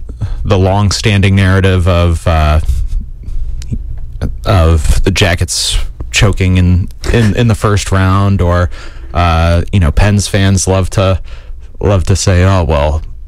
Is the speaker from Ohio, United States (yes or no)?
yes; Granville, Ohio, United States; I grew up in Granville, Ohio, not too far from Columbus.